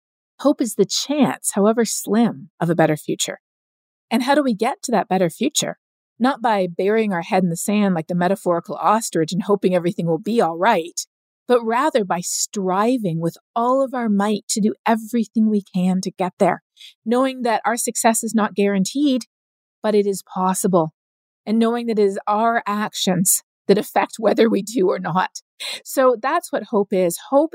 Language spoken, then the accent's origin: English; Colombia; also born or lived in Canada; I grew up both in Canada as well as in Colombia. We moved down there when I was 9 years old